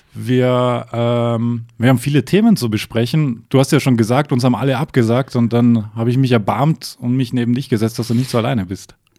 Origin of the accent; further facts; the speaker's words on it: Austria; now in Germany; Ich bin Diplomat, ich bin Österreicher.